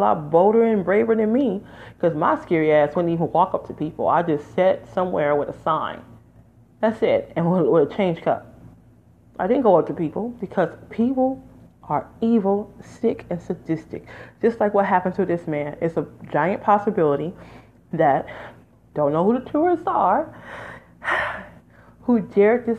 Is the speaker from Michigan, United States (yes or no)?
yes; Detroit, Michigan, United States; moved away; also born or lived in Las Vegas, Nevada / Los Angeles, California; I'm from Detroit, Michigan, folks, originally, 313